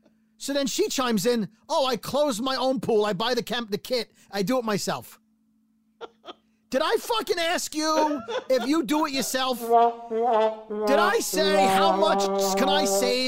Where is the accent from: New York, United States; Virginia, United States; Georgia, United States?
New York, United States; I'm from New York